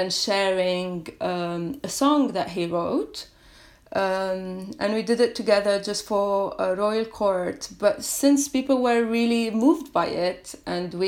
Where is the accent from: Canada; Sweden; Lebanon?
Lebanon; I come from a very small village in Lebanon, which is on the border with Syria.